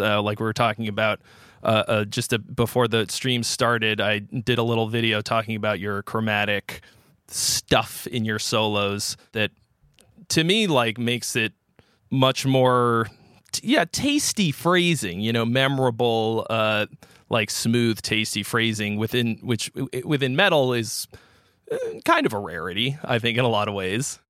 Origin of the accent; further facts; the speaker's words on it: Boston area, Massachusetts, United States; we're both from the Boston area.